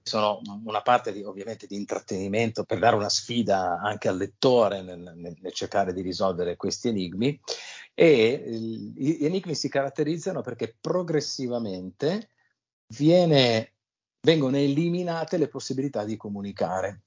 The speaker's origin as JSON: {"language": "Italian", "town": "L'Aquila", "region": "Abruzzo", "country": "Italy", "tie": "born or raised there", "said": "io sono nato all'Aquila"}